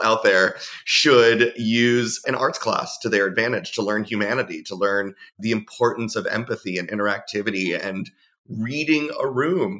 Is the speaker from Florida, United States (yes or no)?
yes; South Florida, United States; also born or lived in New Jersey; I grew up in South Florida where being out was nothing new.